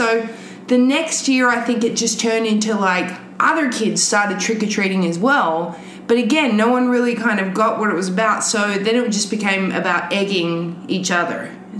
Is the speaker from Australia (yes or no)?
yes; Australia; now in United States; I grew up in Australia. And I was an Americophile from when I was a tiny child.